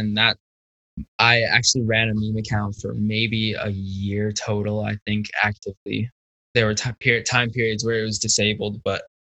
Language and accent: English; Connecticut, United States